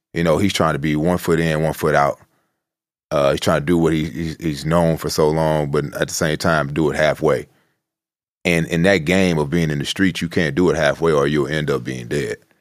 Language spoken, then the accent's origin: English; Chicago, Illinois, United States; I'm from the South Side.